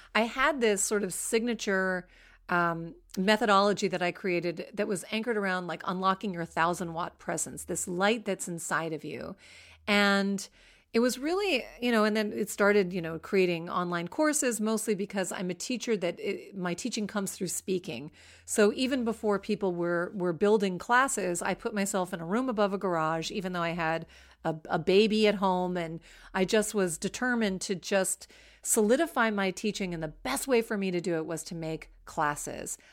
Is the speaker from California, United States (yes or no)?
no; Washington, District of Columbia, United States; I grew up in Washington, D C, in a very nice suburb of Washington, D C.